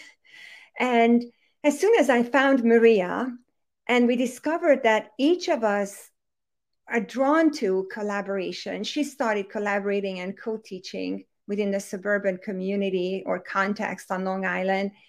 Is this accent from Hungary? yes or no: yes; Hungary; English is a second language; moved away; I was born and raised and raised in Hungary, in case anybody's wondering where that accent is coming from